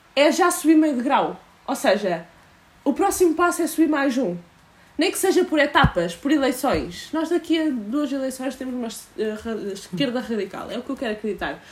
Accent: Portugal; enquanto portuguesa

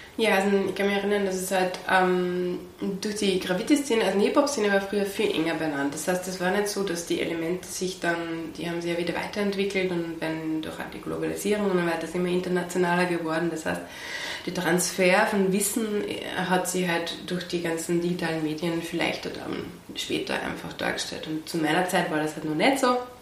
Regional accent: Pasching, Upper Austria, Austria; also born or lived in Wels / Traun / Linz; also in Oberösterreich in Langers für den Pasching aufgewachsen

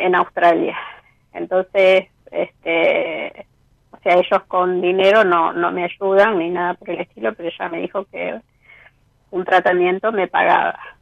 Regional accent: Rosario, Santa Fe, Argentina; De Rosario

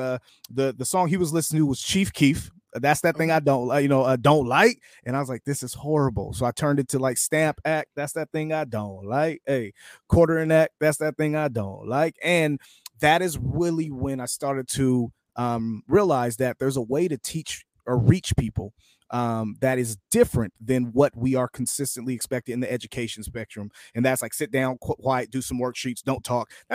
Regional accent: United States; I'm an American, right? I'm a proud American, right? This is my country

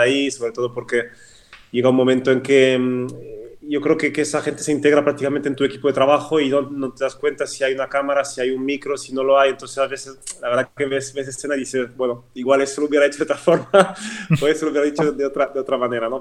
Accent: French-speaking Switzerland, Romandy, Switzerland; first language French; Spanish is a second language; moved away as an adult; also born or lived in Madrid, Spain; now in Spain; yo crecí en la parte, digamos, francófona de Suiza, de ahí mi, acento

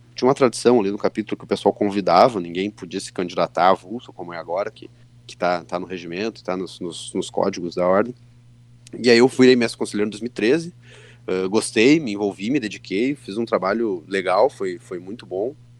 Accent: Santa Maria, Rio Grande do Sul, Brazil; Eu nasci em Santa Maria, nasci lá em Santa Maria, me criei lá

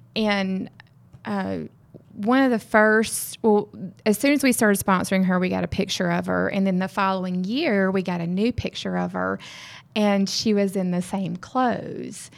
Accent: Mississippi, United States; moved away as an adult; also born or lived in West Texas; now in Texas, United States; I'm from Mississippi.

